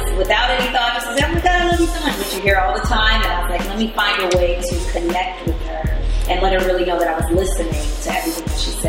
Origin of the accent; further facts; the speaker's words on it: New York City, New York, United States; I am from the Boogie Down Bronx.